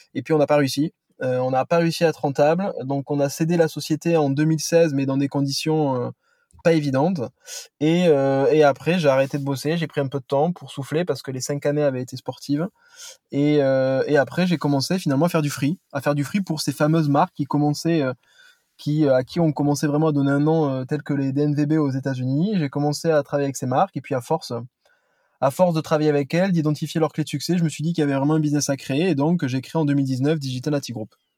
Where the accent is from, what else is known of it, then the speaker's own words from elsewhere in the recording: Toulouse, Occitania, France; now in Paris, France; je suis un Toulousain